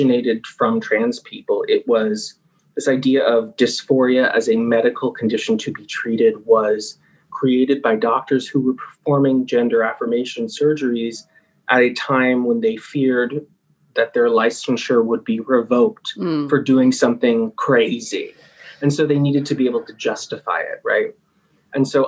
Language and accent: English; United States; born or raised there